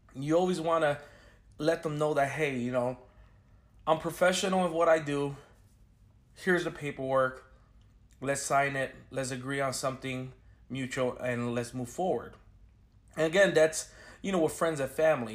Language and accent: English; Chicago, Illinois, United States; now in Orlando, United States; I'm a filmmaker from Chicago, Illinois, based out of Orlando, Florida